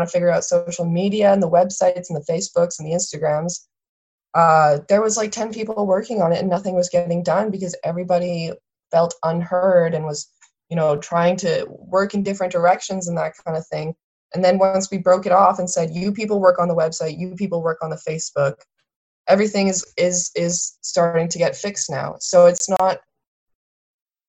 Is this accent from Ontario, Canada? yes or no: no; southeastern Alberta, Canada; moved away as an adult; also born or lived in West Coast; I'm from Alberta and I'm from southeastern Alberta, where it's legendarily treeless.